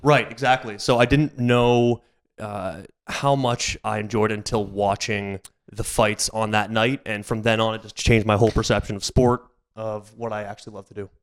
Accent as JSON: {"language": "English", "town": "Aurora", "region": "Ontario", "country": "Canada", "tie": "born or raised there", "also_born_or_lived": "Sarnia", "lives_now": "Toronto, Canada", "said": "Grew up in Aurora."}